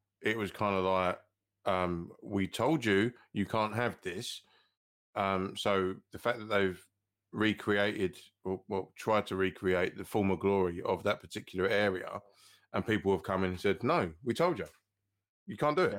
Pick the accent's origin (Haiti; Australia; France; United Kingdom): United Kingdom; as a British guy